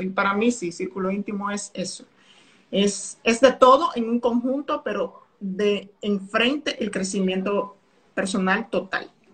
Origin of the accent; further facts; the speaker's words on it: Dominican Republic; soy dominicana